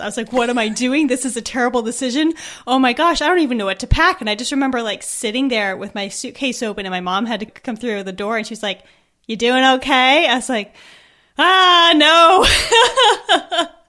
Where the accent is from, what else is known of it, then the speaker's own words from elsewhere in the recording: United States; moved away as an adult; also born or lived in Edinburgh, Scotland; I live here, but I'm from America